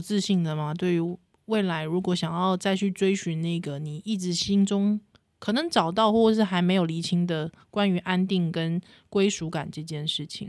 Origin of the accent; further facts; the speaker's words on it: New Taipei, Taiwan; 我是台北人，就是新，新北市人